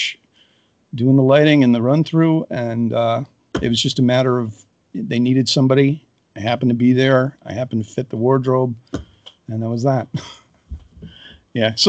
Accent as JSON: {"language": "English", "town": "Chicago", "region": "Illinois", "country": "United States", "also_born_or_lived": "Boston", "moved": "yes", "said": "I'm not from North Carolina. I'm from Chicago, but I was living in Boston at the time"}